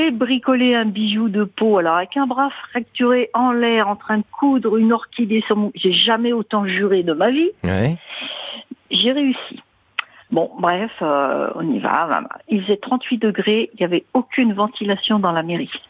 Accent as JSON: {"language": "French", "region": "Pays de la Loire", "country": "France", "said": "Je suis d'Anjou."}